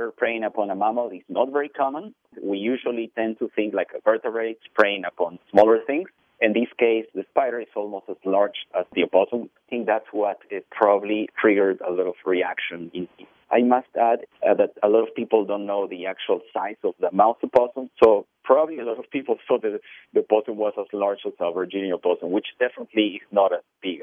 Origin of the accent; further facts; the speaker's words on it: Peru; moved away; I grew up in Peru